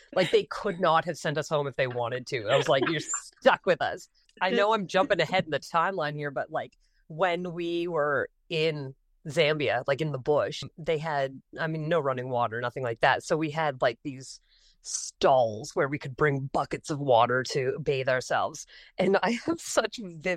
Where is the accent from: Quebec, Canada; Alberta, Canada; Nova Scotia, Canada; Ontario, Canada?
Nova Scotia, Canada; Cape Breton; I grew up in Cape Breton, of course, there's no Mennonite churches